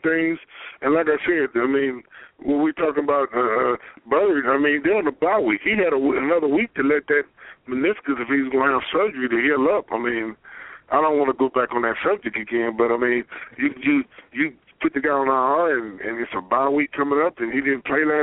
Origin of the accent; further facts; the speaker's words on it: Pine Bluff, Arkansas, United States; I'm from Pine Bluff. We 870